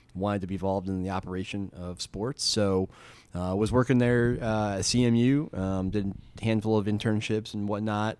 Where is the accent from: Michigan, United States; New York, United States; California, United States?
Michigan, United States; Dansville; also born or lived in Lansing, Michigan; now in Durham, United States; I grew up in that area, uh, about fifteen minutes out of Lansing, Michigan, in a small town called Dansville